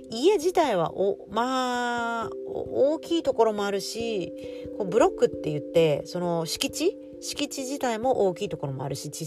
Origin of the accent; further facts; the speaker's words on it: Tokyo, Japan; moved away as an adult; also born or lived in Okinawa; now in Australia; 日本で言ったら私は東京出身でほぼあの日本に住んでいた時は日本東京で住んでた東京とかに住んでたんですけど